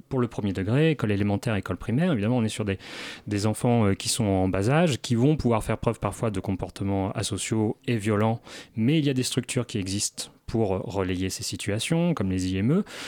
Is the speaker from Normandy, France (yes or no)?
yes; Normandy, France; moi je viens de Normandie, on a des secteurs dans la campagne qui sont euh, totalement déshérités de moyens